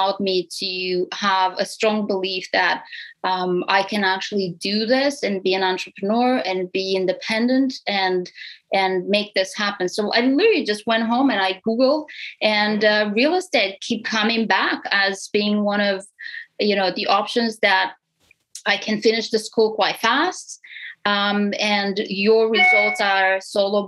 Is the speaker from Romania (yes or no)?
yes; Romania; English is a second language; moved away as an adult; now in Canada; I'm an immigrant to Canada. So I'm from Romania, Europe, East Europe. And I immigrated here in 2007.